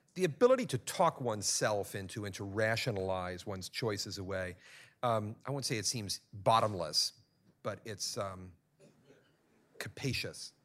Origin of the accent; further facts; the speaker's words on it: Venezuela; I'm from Venezuela